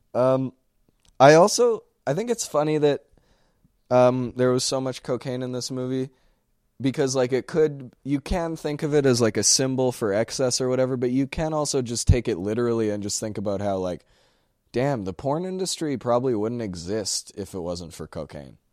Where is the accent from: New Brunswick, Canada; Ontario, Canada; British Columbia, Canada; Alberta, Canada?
Alberta, Canada; Sherwood Park; We're from Sherwood Park